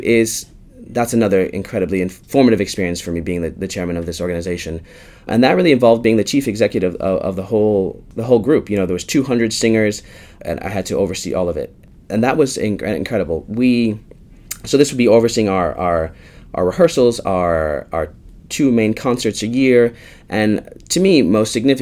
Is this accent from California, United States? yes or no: no; Chicago, Illinois, United States; moved away as an adult; now in London, United Kingdom; my hometown, to Chicago